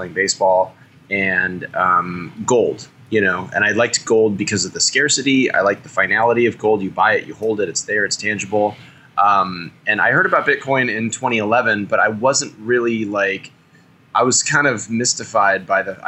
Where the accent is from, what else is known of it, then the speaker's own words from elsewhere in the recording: California, United States; also born or lived in Texas; As a Californian